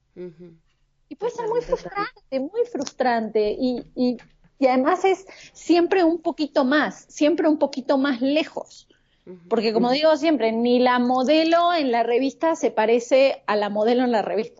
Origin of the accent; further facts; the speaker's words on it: Argentina; moved away as an adult; now in Mexico City, Mexico; soy de Argentina, pero vivo en la Ciudad de México hace casi seis años